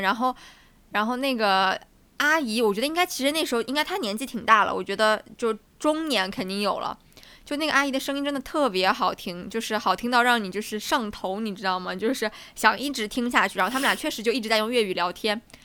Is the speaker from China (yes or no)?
yes; southern China, China; accent: southern; moved away; 南方的口音很重，然后很有我们这嗯。边的方言的味道